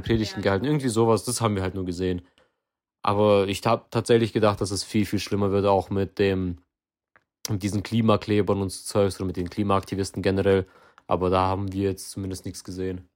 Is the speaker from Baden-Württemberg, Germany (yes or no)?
yes; Baden-Württemberg, Germany; hier bei uns in Baden-Württemberg